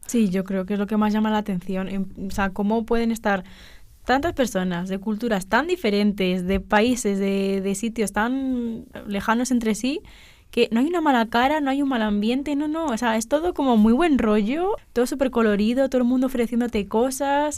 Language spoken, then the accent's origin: Spanish; Spain; soy eh, española